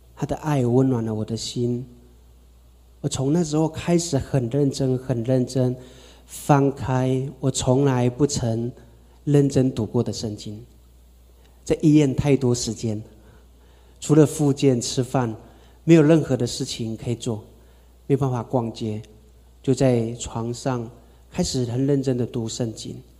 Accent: Taitung, Taitung County, Taiwan; 我是从台东出生哈，阿美族

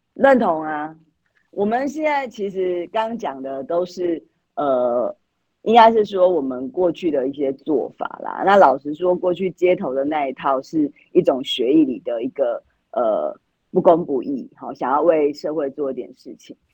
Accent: Yilan County, Taiwan; 我们宜兰这边

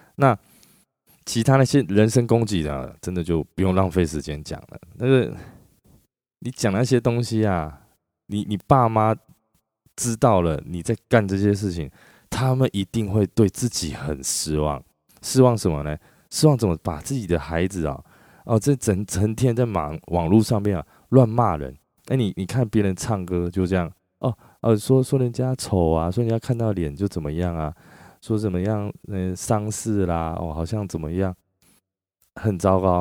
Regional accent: Chiayi, Taiwan; 那时候我老家在嘉义啊

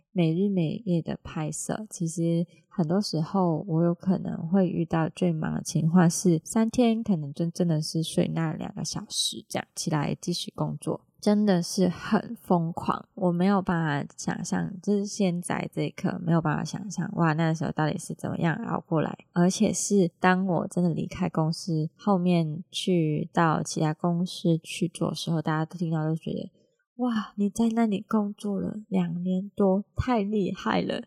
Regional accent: Hong Kong; now in Taiwan; 我是香港人嘛

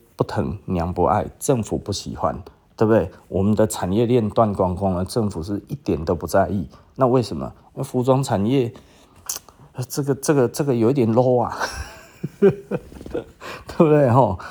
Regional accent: Taiwan; 因为我就是台湾人啊

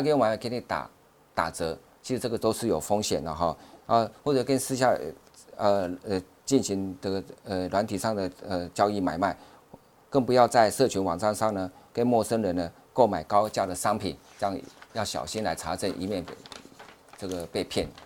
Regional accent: Taiwan; 我们台湾人的口音

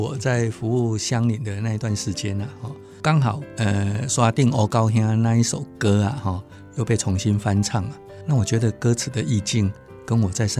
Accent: Tainan, Taiwan; moved away as an adult; also born or lived in Alishan; 其实我我本身是台南人啊，

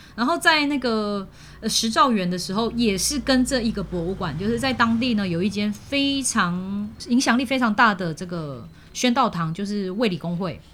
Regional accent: Malaysia; moved away; 我是住在靠近吉隆坡嘛

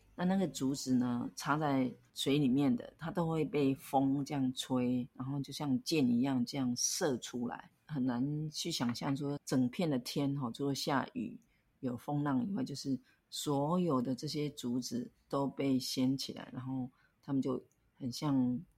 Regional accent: Yunlin County, Taiwan; 我也是云林人

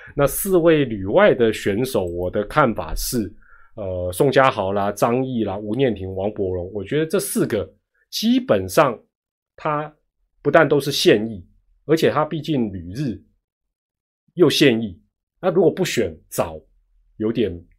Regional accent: Taiwan; 当我们台湾当地主队的时候

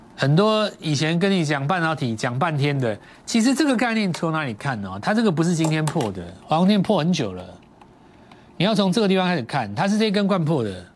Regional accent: Taiwan; 我们在台湾长大

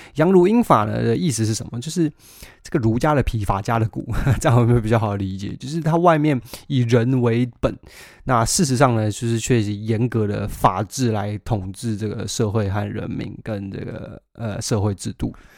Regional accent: Taiwan; moved away as an adult; now in United Kingdom; 我们在台湾长大的孩子

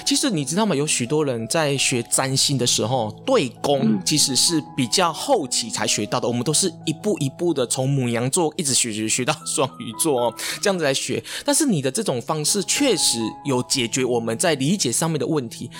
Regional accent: Taiwan; 我们东方人，甚至我们台湾人

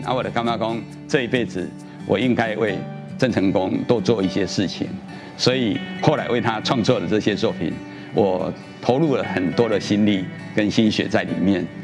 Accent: Tainan, Taiwan; 我们台南很重要的一个，一个文化资产

